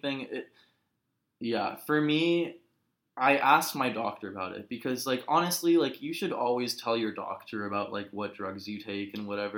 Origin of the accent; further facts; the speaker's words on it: Los Angeles, California, United States; also born or lived in Berlin; a rough come down back to my hometown.